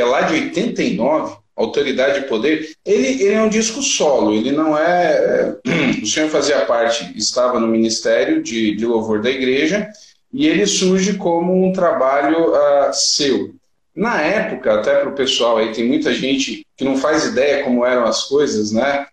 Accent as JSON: {"language": "Portuguese", "region": "São Paulo", "country": "Brazil", "also_born_or_lived": "Piauí / Maranhão", "moved": "yes", "said": "eu sou de São Paulo"}